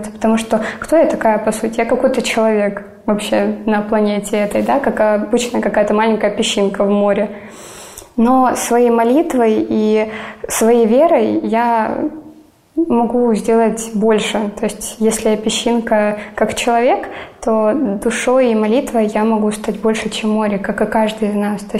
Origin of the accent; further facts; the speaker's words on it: Donetsk, Donetsk Oblast, Ukraine; Я родилась и выросла в Донецке из-за эти 8 лет я все равно не уезжала.